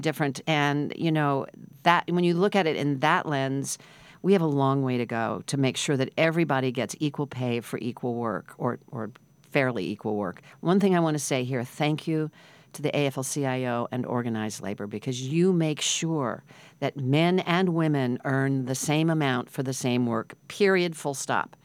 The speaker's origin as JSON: {"language": "English", "region": "Midwest", "country": "United States", "tie": "born or raised there", "moved": "yes", "lives_now": "New York, United States", "said": "I grew up in the Midwest"}